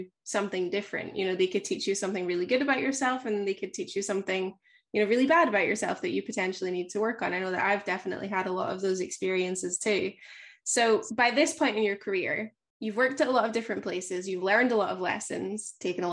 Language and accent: English; Scotland, United Kingdom; I'm Scottish